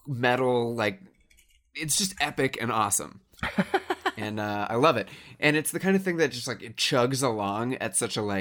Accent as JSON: {"language": "English", "country": "United States", "said": "I am from the United States."}